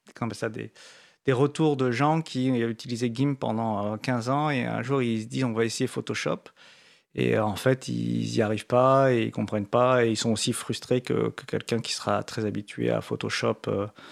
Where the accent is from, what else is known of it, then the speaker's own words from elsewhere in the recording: France; comme on est français